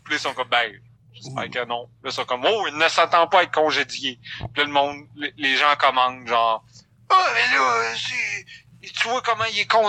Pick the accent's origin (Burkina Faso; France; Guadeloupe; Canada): Canada; Quebec; Oubliez {S0} Montréal Montréal. On est des Québécois.